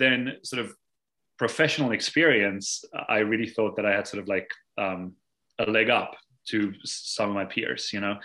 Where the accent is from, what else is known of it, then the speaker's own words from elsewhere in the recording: South Africa; moved away as an adult; now in Massachusetts, United States; growing up in South Africa